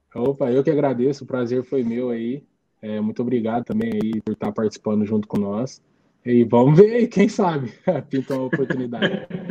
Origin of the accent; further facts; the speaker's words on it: Brazil; moved away as an adult; now in Vietnam; a Rua Paraná, que foi onde eu fui criado